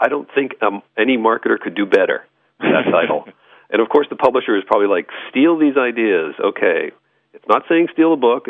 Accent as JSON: {"language": "English", "town": "Lexington", "region": "Massachusetts", "country": "United States", "tie": "born or raised there", "said": "I'm from the East Coast."}